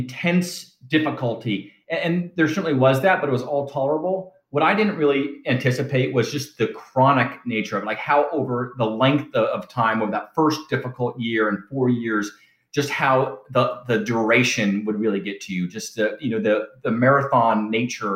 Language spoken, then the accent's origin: English; Southern California, United States; moved away as an adult; I was from Southern California, where I was from